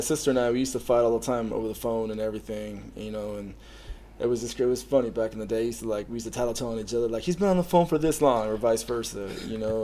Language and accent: English; Canyon Lake, California, United States; I grew up in Canyon Lake